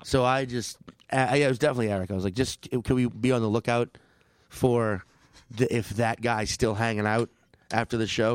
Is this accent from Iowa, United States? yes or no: no; New Orleans, Louisiana, United States; moved away; New Orleans, my hometown